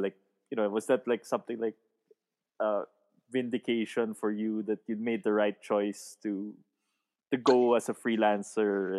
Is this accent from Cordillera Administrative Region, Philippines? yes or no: yes; Baguio, Cordillera Administrative Region, Philippines; I'm from Baguio City